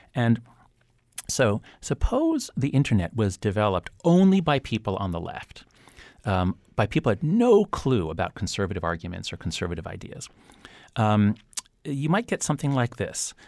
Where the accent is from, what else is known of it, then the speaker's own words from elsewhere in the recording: United States; my sense of pride in being an American